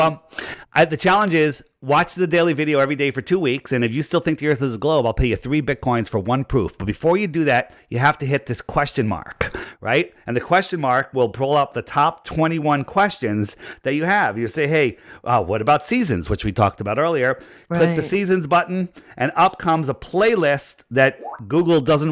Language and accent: English; United States; I grew up in Fairfield County